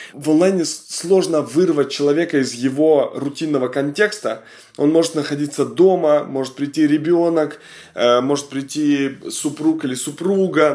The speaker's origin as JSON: {"language": "Russian", "region": "Kamchatka Krai", "country": "Russia", "said": "Я просто с Камчатки сам"}